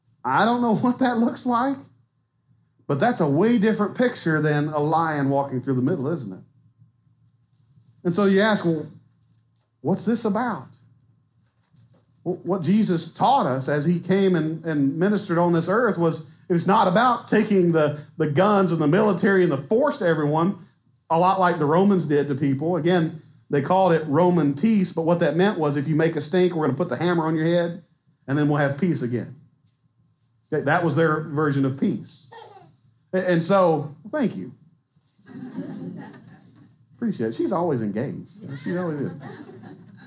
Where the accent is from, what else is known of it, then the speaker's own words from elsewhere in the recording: Southwest Arkansas, United States; I'm from Southwest Arkansas